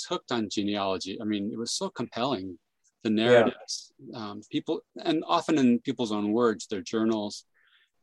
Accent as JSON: {"language": "English", "town": "San Jose", "region": "California", "country": "United States", "tie": "born or raised there", "moved": "as an adult", "lives_now": "Utah, United States", "said": "I grew up in Silicon Valley in California"}